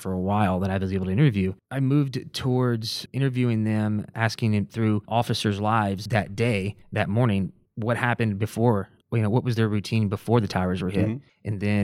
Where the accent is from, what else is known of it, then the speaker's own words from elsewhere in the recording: Waco, Texas, United States; I'm originally from Waco, Riker graduate